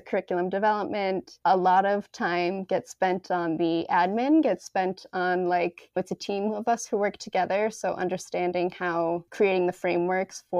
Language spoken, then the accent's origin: English; Massachusetts, United States; also born or lived in Chicago; now in New York, United States; I'm in the East Coast, but it's also very, very great. And I'm from Massachusetts